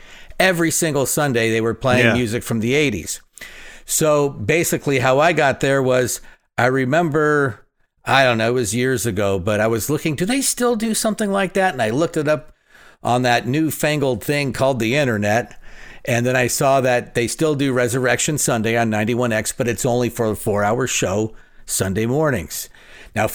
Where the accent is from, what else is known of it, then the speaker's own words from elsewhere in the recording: Phoenix, Arizona, United States; I loved it because growing up in Phoenix, we didn't really have alternative radio.